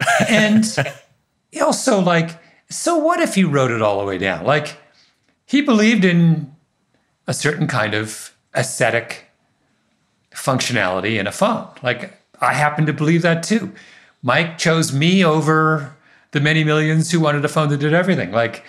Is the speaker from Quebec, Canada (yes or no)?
no; Waterloo, Ontario, Canada; The exact same thing happened in Waterloo, my hometown. All the people who left RIM are the foundation of this incredible tech resurgence in Southern Ontario.